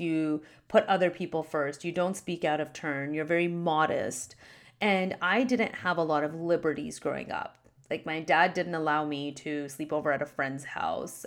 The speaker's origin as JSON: {"language": "English", "country": "Canada", "tie": "born or raised there", "said": "My parents immigrated to Canada before I was born. They got married here and I was born in Canada"}